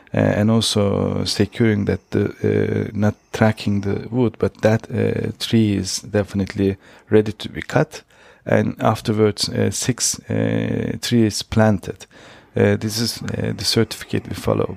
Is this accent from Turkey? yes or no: yes; Turkey; moved away as an adult; also born or lived in Switzerland; now in Austria; I'm from Turkey. Uh, I was born and raised in Turkey